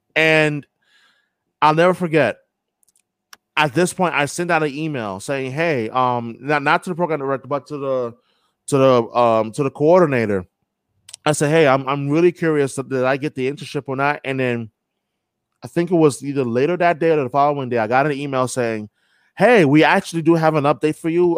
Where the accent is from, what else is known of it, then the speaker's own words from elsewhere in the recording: New York, United States; also born or lived in Brighton, Boston; now in Boston, United States; born and raised in New York